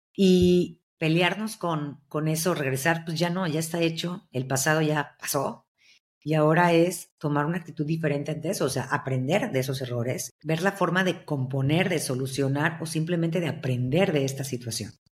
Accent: Veracruz, Mexico; yo soy de Veracruz

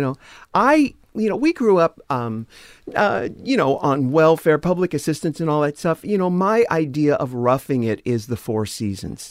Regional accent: San Diego, California, United States; I'm from San Diego.

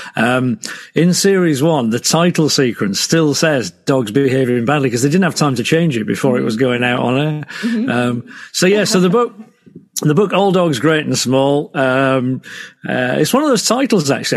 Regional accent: Selby, Yorkshire and the Humber, United Kingdom; moved away as an adult; also born or lived in Hull; I grew up in Selby.

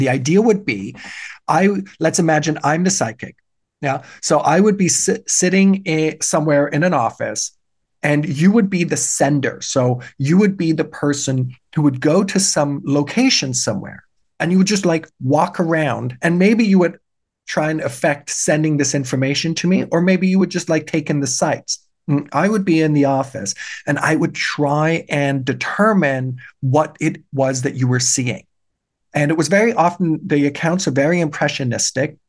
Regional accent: Germany; now in Canada; Yes, I was born in Germany. I had a German citizenship. I immigrated to Canada. Now I'm Canadian

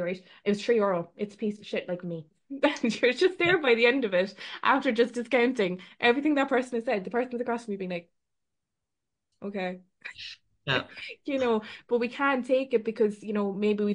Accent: Ireland; we're Irish

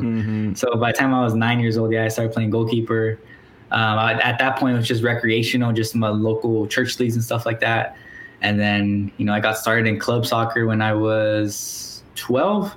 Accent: Springdale, Arkansas, United States; moved away; I'm from Northwest Arkansas, yeah. which if anyone's familiar of the University of Arkansas Fayetteville, mm-hmm. that's where you know that's around the area I'm from. Okay. Um, so my city specifically is called Springdale

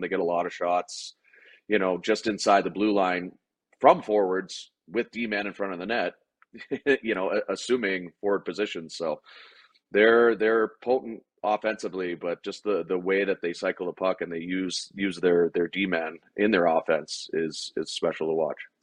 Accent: Toronto area, Ontario, Canada; moved away; play in Toronto and play for my hometown team that I grew up watching.

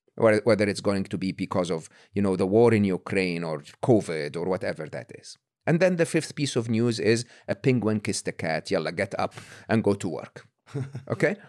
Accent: Egypt; moved away; I'm Egyptian, born and raised in Egypt, public school, public university in Egypt

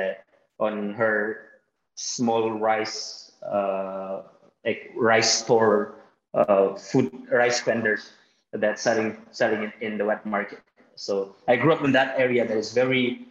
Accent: Jakarta, Indonesia; also born or lived in Bekasi / Bandung; I grew up in Jakarta. I was born and raised in Jakarta. It's a big city here in Indonesia.

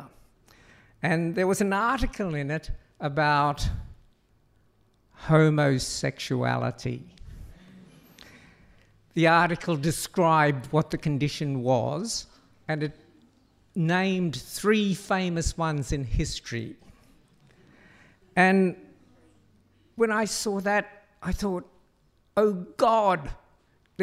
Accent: Cairns, Queensland, Australia; born or raised there; moved away as an adult; also born or lived in Brisbane; now in Sydney, Australia

